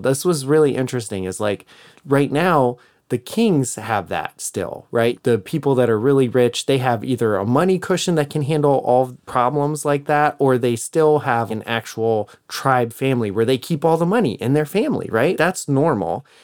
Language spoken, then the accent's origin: English; United States; as an American